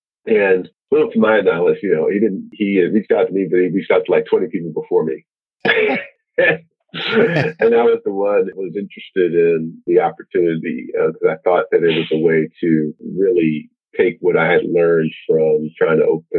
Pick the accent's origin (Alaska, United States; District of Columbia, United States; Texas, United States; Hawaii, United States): District of Columbia, United States; Washington; You know, I grew up in Southeast D.C. and it was a rapidly changing community.